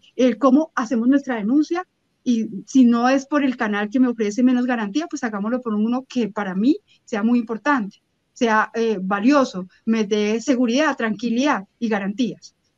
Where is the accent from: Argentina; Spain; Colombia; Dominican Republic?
Colombia; Bogotá; soy colombiana, yo puedo ser muy bogotana, pero soy colombiana